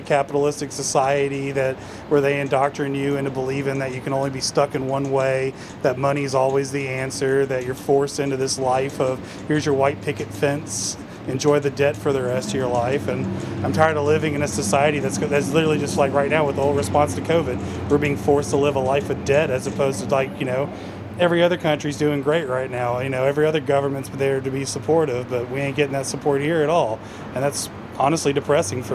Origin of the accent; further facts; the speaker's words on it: Memphis, Tennessee, United States; I grew up in North Memphis, so that's kind of how we were raised